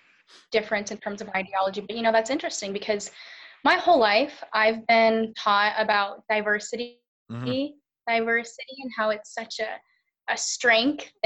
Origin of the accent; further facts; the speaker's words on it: United States; also born or lived in Charlotte, North Carolina; being an American